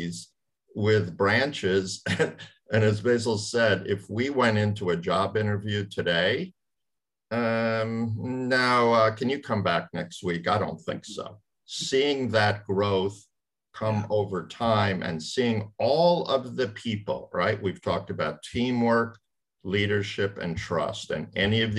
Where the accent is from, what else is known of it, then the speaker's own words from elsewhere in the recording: New York metro area, United States; I grew up in the New York metro area